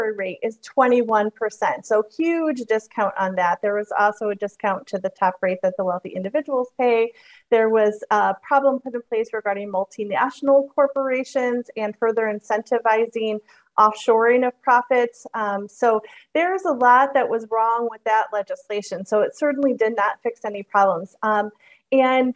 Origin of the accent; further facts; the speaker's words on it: Michigan, United States; moved away; I am from Michigan originally.